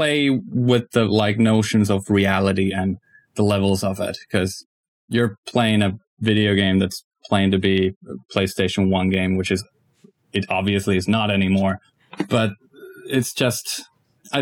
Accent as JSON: {"language": "English", "region": "Ostrobothnia", "country": "Finland", "tie": "born or raised there", "said": "I'm from Pohjanmaa myself, so it's pretty much an homage to my childhood"}